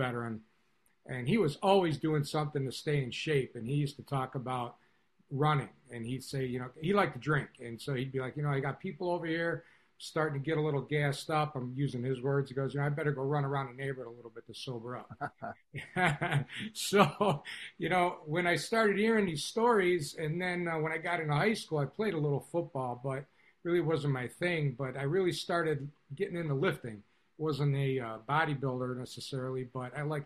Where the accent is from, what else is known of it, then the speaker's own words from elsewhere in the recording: Chicago, Illinois, United States; I grew up here in Chicago. I was born and raised here